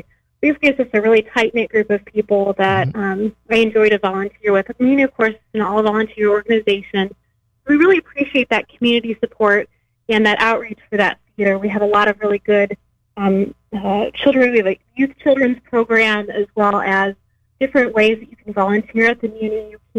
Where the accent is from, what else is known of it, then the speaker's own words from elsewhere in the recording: United States; moved away as an adult; now in Springfield, United States; I'm originally from the Quad Cities. I moved to Springfield area in 2008.